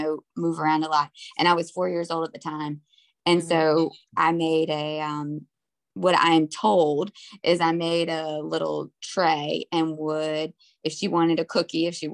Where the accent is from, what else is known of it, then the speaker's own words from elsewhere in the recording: North Carolina, United States; also born or lived in Harlem, New York; now in New York, United States; I grew up in North Carolina, but I've been here for about 20 years